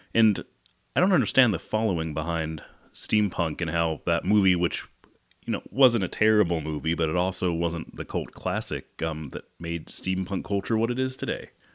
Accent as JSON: {"language": "English", "town": "Great Falls", "region": "Montana", "country": "United States", "tie": "born or raised there", "said": "I grew up partially in Great Falls"}